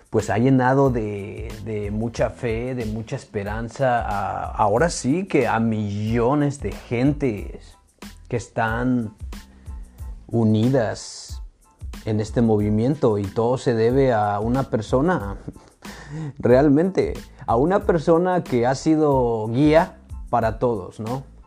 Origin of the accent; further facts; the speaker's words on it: Mexico; nosotros que somos mexicanos